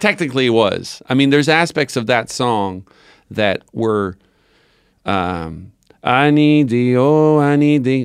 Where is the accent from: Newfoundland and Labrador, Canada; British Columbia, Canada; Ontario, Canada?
Newfoundland and Labrador, Canada; growing up in Newfoundland